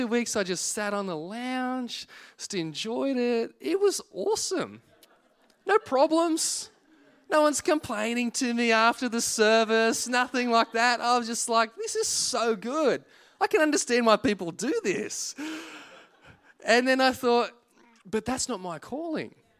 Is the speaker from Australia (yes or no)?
yes; Singleton, New South Wales, Australia; moved away as an adult; now in Penrith, Australia; We moved to South Penrith from the Hunter Valley. I'd always lived in Singleton